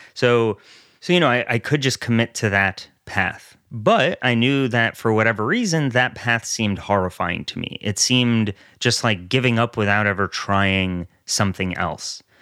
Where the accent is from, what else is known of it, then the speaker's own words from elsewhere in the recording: New York area, United States; also born or lived in Soviet Russia; I grew up in the New York area